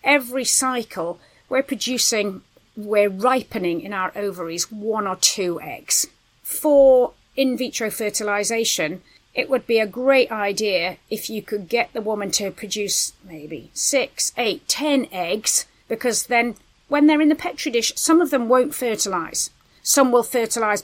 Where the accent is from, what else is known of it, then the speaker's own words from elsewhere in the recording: United Kingdom; We're British